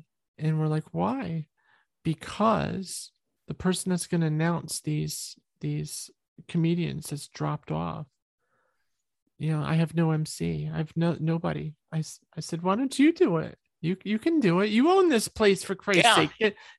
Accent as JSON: {"language": "English", "region": "New York", "country": "United States", "said": "I'm from New York. I say the F word a lot"}